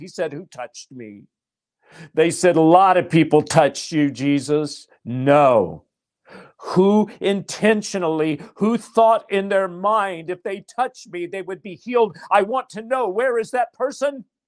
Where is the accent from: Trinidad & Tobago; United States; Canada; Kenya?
United States; Nashville, Tennessee; I'm from Nashville, I was a songwriter.